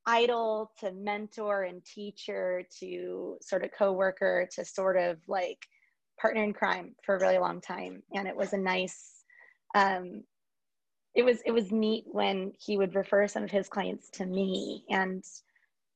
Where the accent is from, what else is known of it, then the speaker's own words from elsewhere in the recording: Lake Forest, California, United States; I am from Lake Forest, California, which is, you know, where I still am